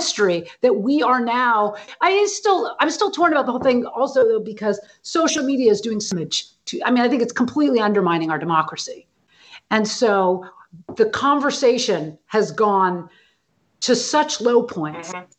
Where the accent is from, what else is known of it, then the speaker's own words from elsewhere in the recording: San Francisco, California, United States; I grew up in San Francisco, you know, in a sort of the liberal bubble.